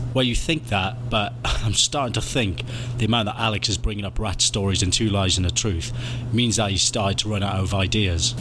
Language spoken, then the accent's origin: English; Wales, United Kingdom; I'm Welsh.